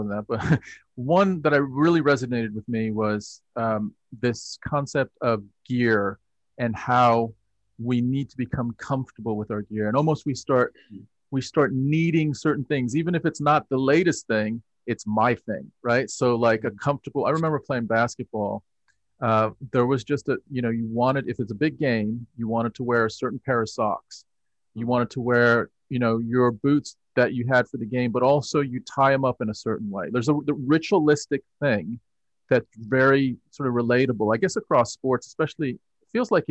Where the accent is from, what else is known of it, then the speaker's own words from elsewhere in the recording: United States; I'm from America.